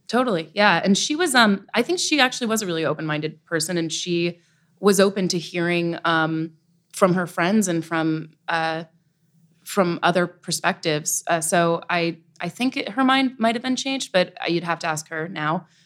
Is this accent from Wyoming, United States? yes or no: no; Nyack, New York, United States; I'm from the Hudson Valley, uh, raised Irish Catholic, uh, in Nyack, New York